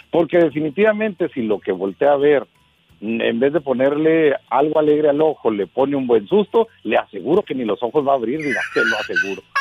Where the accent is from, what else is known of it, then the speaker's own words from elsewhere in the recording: Chihuahua, Mexico; Yo soy de la hermosa ciudad de Chihuahua, mexicano de corazón.